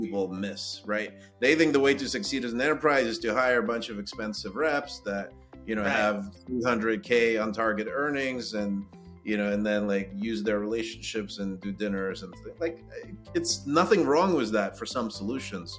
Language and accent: English; Kyiv, Ukraine; now in United States; I was born in Ukraine in Kiev